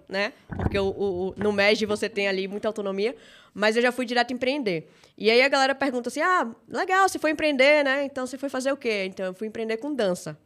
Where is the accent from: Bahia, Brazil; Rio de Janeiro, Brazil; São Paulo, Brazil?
Bahia, Brazil; Salvador; Sou natural de Salvador, Bahia. Acho que meu sotaque entrega